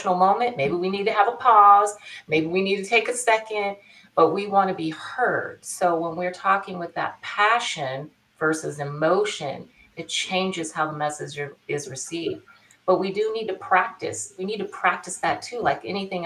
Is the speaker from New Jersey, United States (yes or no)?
no; Bakersfield, California, United States; my tail end of my childhood, I grew up in Bakersfield.